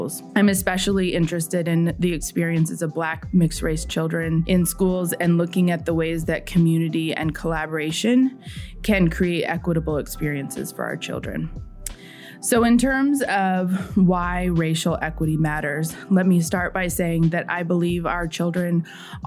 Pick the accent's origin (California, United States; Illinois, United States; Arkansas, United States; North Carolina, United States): California, United States; San Diego; moved away as an adult; also born or lived in South Carolina / Indiana; As a white person growing up in San Diego, California